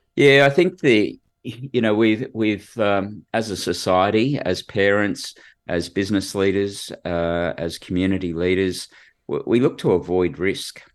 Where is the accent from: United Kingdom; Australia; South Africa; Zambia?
Australia; Sydney, New South Wales; I grew up in, uh, Western Sydney, so went to school at a place called Bass High and, uh, lived at George's Hall